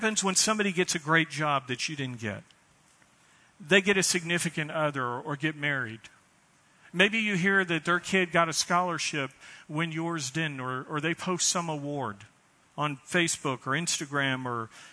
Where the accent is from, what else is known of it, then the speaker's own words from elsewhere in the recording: United States; As American Christians